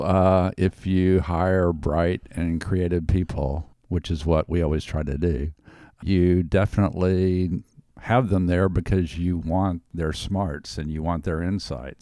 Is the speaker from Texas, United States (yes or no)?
yes; Houston, Texas, United States; now in Austin, United States; when I was a kid growing up in Houston